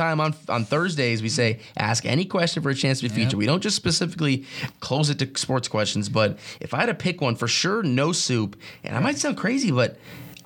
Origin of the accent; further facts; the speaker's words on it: Chicago, Illinois, United States; moved away as an adult; now in St. Louis, United States; I'm from Chicagoland area, so I'm used to them